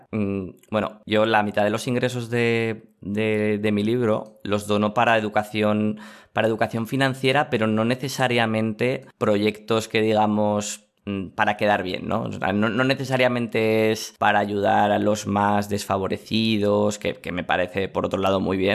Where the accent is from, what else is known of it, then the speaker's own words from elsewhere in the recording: Aragon, Spain; Pues mira, voy a tirar hacia mi tierra, hacia Aragón.